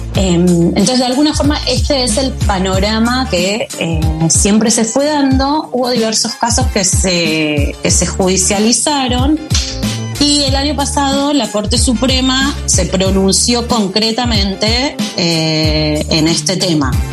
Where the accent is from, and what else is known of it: Argentina